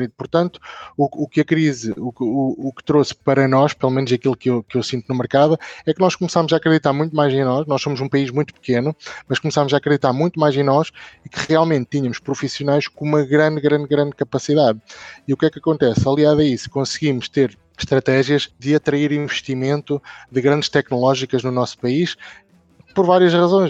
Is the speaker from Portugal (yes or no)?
yes; Northern Portugal, Portugal; Eu, eu sou da Zona Norte